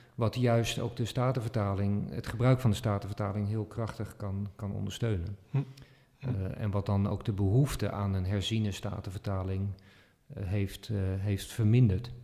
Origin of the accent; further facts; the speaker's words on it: Netherlands; als Nederlanders